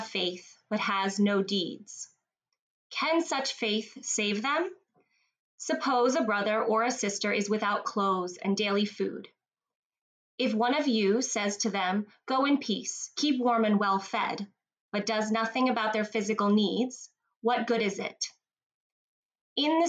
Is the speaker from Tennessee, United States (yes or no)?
no; New Jersey, United States; moved away as an adult; also born or lived in Philadelphia / New York City; now in Toronto, Canada; moved right over the bridge to South Jersey and grew up there